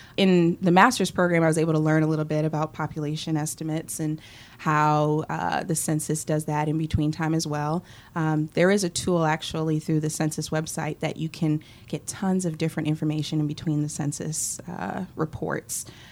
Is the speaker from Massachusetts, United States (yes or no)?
yes; Boston, Massachusetts, United States; moved away as an adult; also born or lived in Philadelphia, Pennsylvania; now in College Station, United States; growing up in Boston and then living in Philly